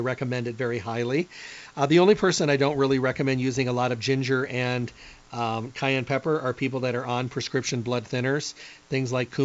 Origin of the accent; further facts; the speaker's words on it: Midwest, United States; moved away; I came from the Midwest where ketchup was considered hot